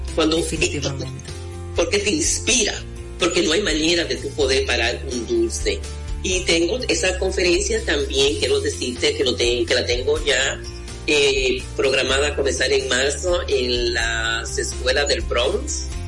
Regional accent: Mao, Valverde, Dominican Republic; en mi pueblo, en Valverde Mam

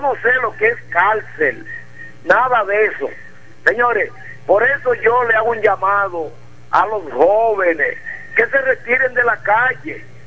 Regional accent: Dominican Republic; now in La Romana, Dominican Republic; tuve mi infancia mm. hasta los 16 años en un batecito que le decían el 5 del Cuyá

